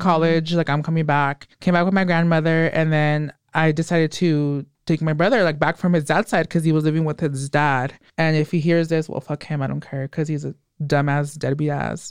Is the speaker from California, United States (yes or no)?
yes; Hollister, California, United States; also born or lived in Watsonville, California; I was born in Watsonville, didn't live there much. I lived here a little bit, like till I was nine or 10, and oh, then okay. moved to Hollister